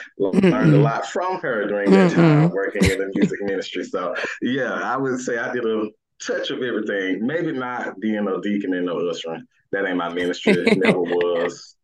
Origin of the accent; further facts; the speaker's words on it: Birmingham, Alabama, United States; I am from Birmingham, Alabama